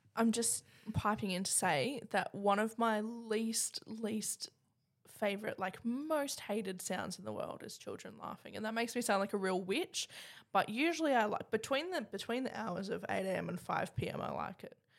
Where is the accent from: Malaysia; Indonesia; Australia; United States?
Australia; Cairns, Queensland; I'm from Cairns.